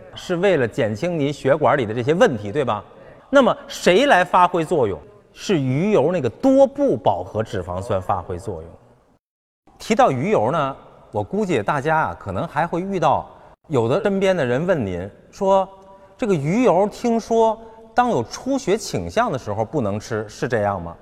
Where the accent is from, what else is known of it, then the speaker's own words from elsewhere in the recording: China; 我们中国人